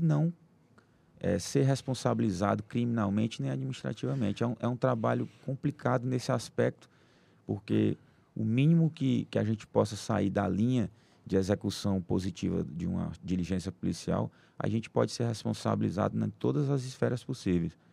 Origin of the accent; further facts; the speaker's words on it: Teresina, Piauí, Brazil; sou aqui de Teresina